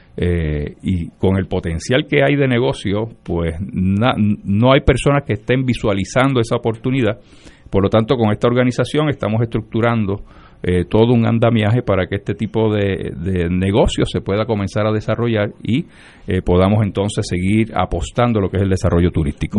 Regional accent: Lares, Puerto Rico; nací y me crié en Lares

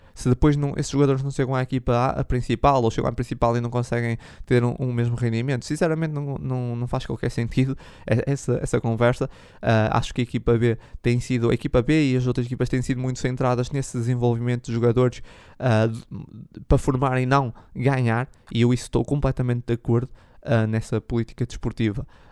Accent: Braga, Norte, Portugal; eu sou de Braga

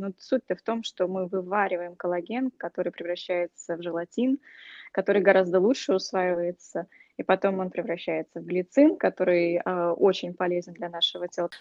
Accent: Russia; moved away; когда я росла в России еще

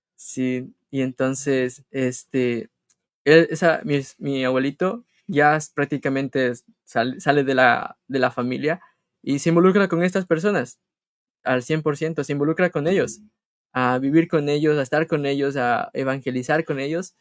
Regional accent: Colta, Chimborazo, Ecuador; now in United States; Somos hermanos y somos de Ecuador, de la provincia del Chimborazo, del cantón Colt.

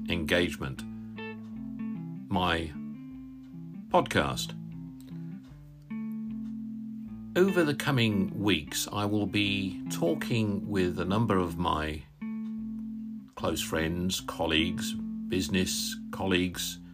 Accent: Northamptonshire, East Midlands, United Kingdom; now in Derbyshire, United Kingdom; We're from Northamptonshire, actually. I was born in Northamptonshire

